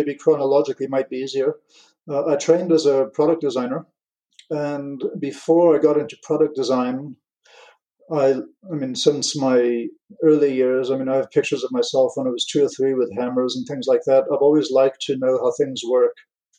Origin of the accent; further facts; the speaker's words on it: England, United Kingdom; also born or lived in United States / France; my parents are American. I grew up in England, and so I've been called Guy since... I'm not going to mention dates, but quite a long time now. And when we moved to France